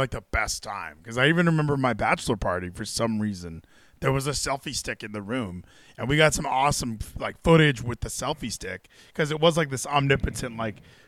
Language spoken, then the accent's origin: English; Hawaii, United States; I'm from Hawaii